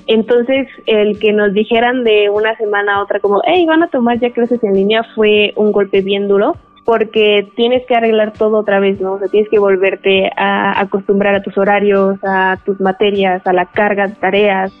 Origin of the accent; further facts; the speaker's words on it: Colombia; moved away as an adult; now in Mexico; vengo de Colombia y vine a hacer mi séptimo semestre acá en la ENS